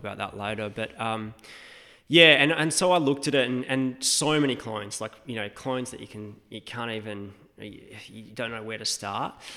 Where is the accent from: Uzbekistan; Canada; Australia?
Australia; Western Australia; moved away as an adult; also born or lived in Oregon; being an Australian and coming from that kind of, um, o-, outspoken family, like that country, West Australian vibe